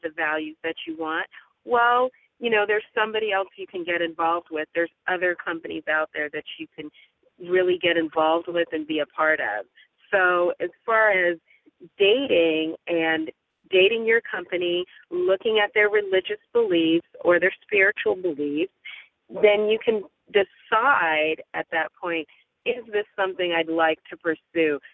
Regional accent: California, United States; I'm a Californian

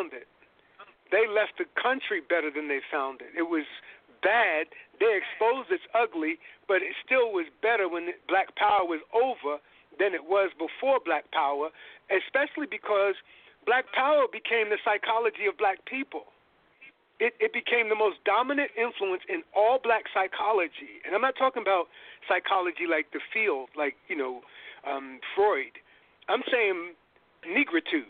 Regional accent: New York, United States; now in San Francisco, United States; I am a New Yorker

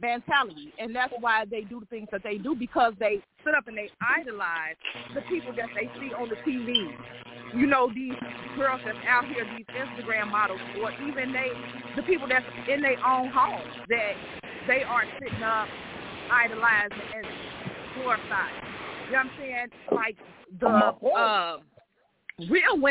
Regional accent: Gary, Indiana, United States; I am from Gary

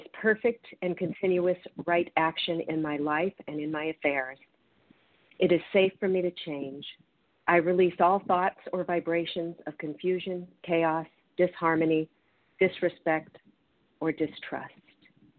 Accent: Seattle, Washington, United States; I'm from the Seattle area

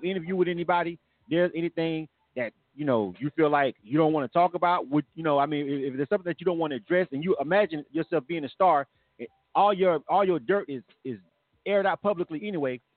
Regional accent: Florida, United States; I'm from Florida.

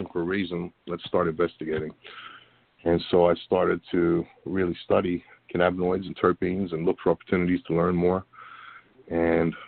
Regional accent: Australia; moved away as an adult; also born or lived in Florida, United States / Washington, D.C. / Virginia; I moved back to Australia about the age of two or three, and lived there until I was 18

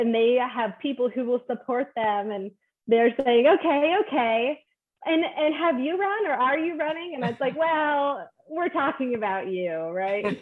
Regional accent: Alaska, United States; now in Washington, United States; I'm from Alaska

